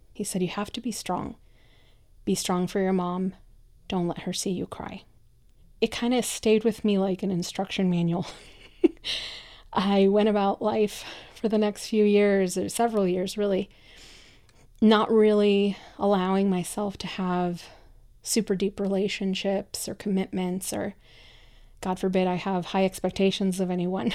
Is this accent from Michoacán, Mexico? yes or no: yes; Michoacán, Mexico; English is a second language; moved away; I'm a first generation immigrant, I come from Mexico, from a very kind of traditional little town in the state of Michoacan.